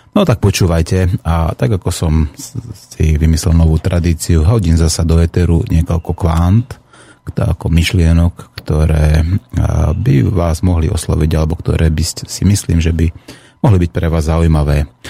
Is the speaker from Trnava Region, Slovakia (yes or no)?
yes; Piešťany, Trnava Region, Slovakia; v mojom rodnom meste v Piešťanoch